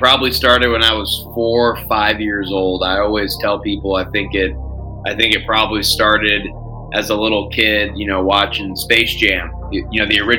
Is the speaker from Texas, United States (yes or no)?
yes; Cedar Park, Texas, United States; also born or lived in San Jose, California; So I was actually born in San Jose, California. I don't remember why. We moved when I was young, and we actually moved to Cedar Park, Texas, so right outside of Austin.